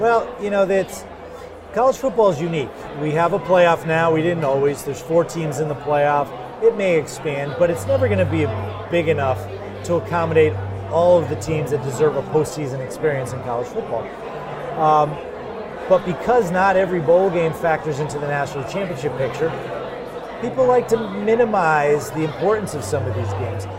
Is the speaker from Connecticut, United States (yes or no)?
yes; Cheshire, Connecticut, United States; I grew up in Cheshire, Connecticut.